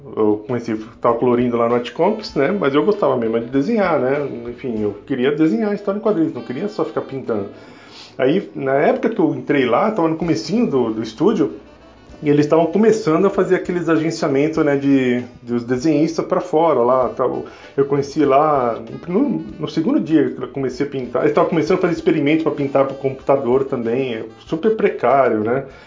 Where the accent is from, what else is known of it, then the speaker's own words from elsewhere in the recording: São Paulo, Brazil; eu sou de São Paulo